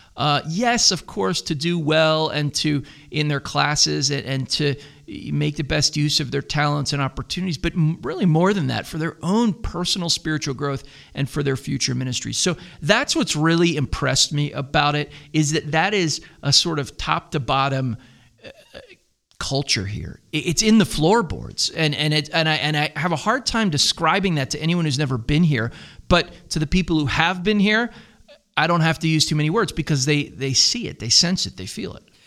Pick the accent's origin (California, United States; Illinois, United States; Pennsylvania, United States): Pennsylvania, United States; Philadelphia; moved away as an adult; now in Greenville, United States; We're both from the Philadelphia area